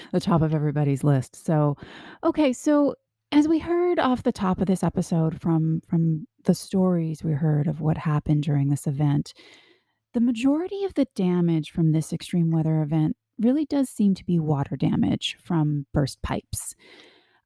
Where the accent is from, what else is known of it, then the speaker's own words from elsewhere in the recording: Canada; I grew up in Canada and I'm used to extremely cold temperatures